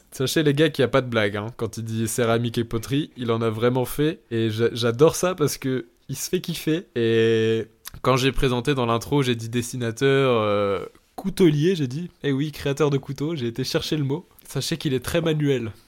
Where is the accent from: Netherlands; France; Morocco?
France; Lille, Hauts-de-France; moved away as an adult; now in Australia; je viens de Lille